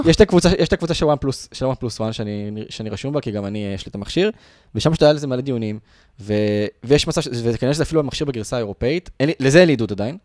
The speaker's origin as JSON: {"language": "Hebrew", "country": "Israel", "said": "בתור ישראלים"}